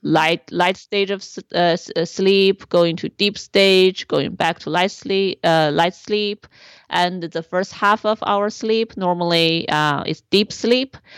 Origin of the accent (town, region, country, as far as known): China; born or raised there; moved away